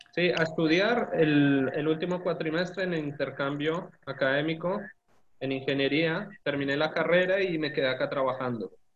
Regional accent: Colombia; moved away as an adult; now in Argentina; nací en Colombia, ya la mayoría saben, y mm, estudié en la Universidad en, la facultad en Colombia nueve semestres

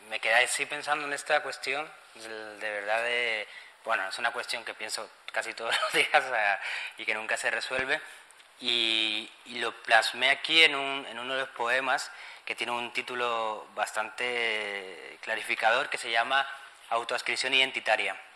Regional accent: Spain; la construcción de la comunidad afro aquí en España, en estar constantemente intentando demostrar que somos españoles

